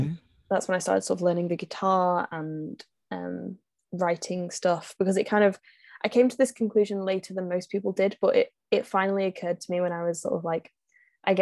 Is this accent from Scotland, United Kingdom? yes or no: no; North West England, United Kingdom; I'm from England, in the northwest of England.